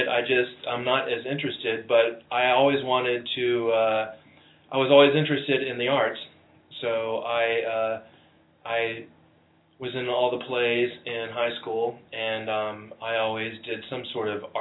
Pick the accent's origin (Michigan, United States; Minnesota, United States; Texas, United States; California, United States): Texas, United States; Dallas; moved away as an adult; also born or lived in New York / Ohio; I'm from Dallas, Texas originally